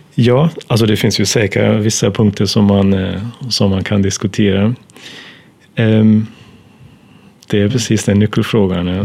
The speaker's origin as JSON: {"language": "Swedish", "country": "Germany", "second_language": "Swedish", "moved": "as an adult", "lives_now": "Sweden", "said": "så kommer jag från Tyskland urs ursprungligen"}